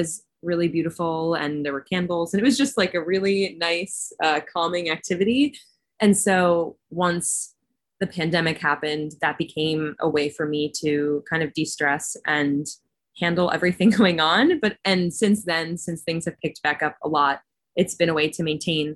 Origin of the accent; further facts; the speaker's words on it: Northern New Jersey, United States; also born or lived in Massachusetts; I grew up in Northern New Jersey